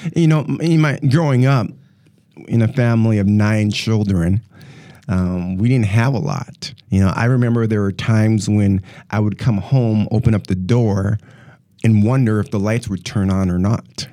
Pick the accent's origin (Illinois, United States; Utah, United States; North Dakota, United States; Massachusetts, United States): North Dakota, United States; moved away as an adult; now in Milwaukee, United States; I'm originally actually from North Dakota. Uh, born and raised in North Dakota and moved here in two thousand and ten, and here being, uh, the Milwaukee, Wisconsin area